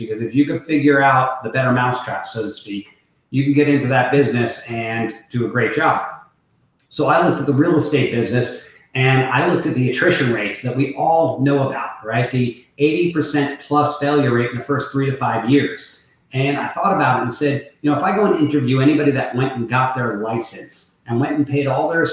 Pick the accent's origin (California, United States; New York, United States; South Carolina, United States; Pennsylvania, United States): New York, United States; born and raised in New York